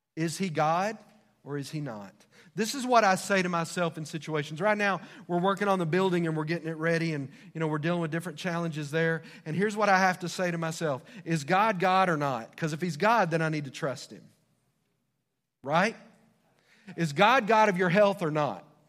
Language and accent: English; United States; As American citizens